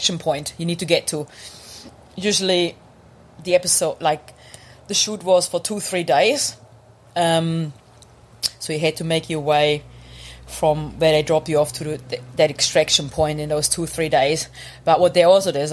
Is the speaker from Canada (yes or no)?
no; Germany; English is a second language; moved away as an adult; now in New Zealand; I grew up in Germany